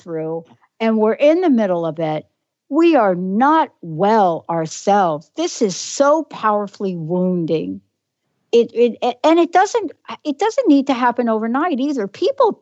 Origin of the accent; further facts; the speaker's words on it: New York, United States; accent: New York; my New York accent